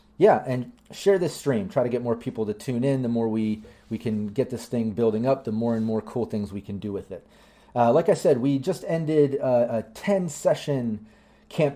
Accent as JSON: {"language": "English", "country": "United States", "said": "I'm American"}